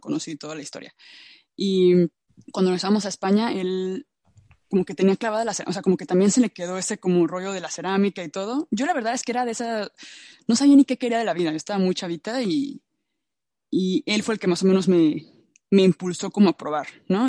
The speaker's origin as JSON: {"language": "Spanish", "country": "Mexico", "moved": "yes", "said": "en México, ¿no? Que es como de donde yo vengo, donde yo estuve"}